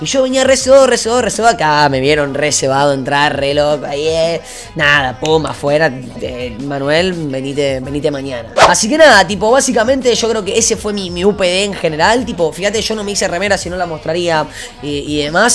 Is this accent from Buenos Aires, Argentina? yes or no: yes; Buenos Aires, Argentina; en Buenos Aires, Argentina, de, de donde soy yo